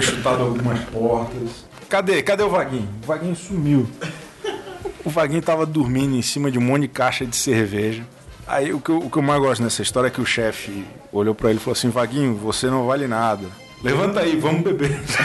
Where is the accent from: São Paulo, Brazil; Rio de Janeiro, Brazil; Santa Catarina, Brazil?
Santa Catarina, Brazil; Florianópolis; eu sou de Florianópolis